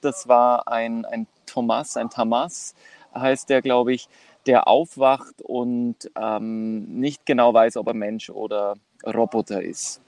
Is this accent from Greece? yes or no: yes; Kos, South Aegean, Greece; moved away as an adult; now in Vienna, Austria; aus Kos, also von Kos, der Insel Kos